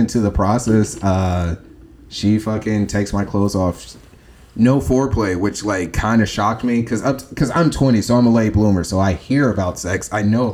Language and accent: English; Chicago, Illinois, United States; moved away as an adult; now in Huntsville, United States; Born and raised in Chicago